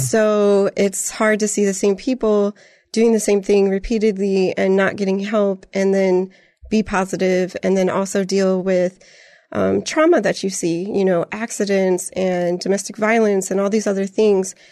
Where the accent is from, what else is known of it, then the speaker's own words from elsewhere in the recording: Griffith, Indiana, United States; moved away as an adult; also born or lived in San Antonio, Texas; now in Canyon Lake, United States; I'm from Northwest Indiana. I grew up in, um, Griffith, Indiana, and the Lake County area